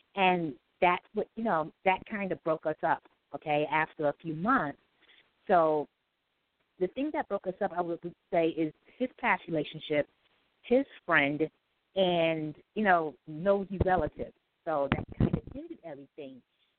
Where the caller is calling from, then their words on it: New York City, New York, United States; I'm calling from New York City.